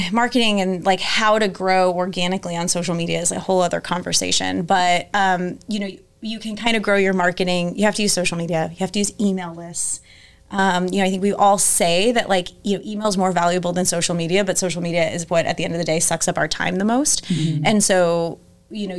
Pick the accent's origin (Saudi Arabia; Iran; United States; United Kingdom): United States; Tampa, Florida; also born or lived in Washington, D.C. / Denver; now in St. Louis, United States; So I grew up in Tampa